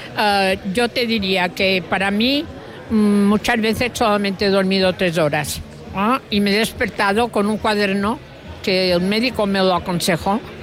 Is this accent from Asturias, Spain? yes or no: no; Mallorca, Balearic Islands, Spain; los mallorquines tenemos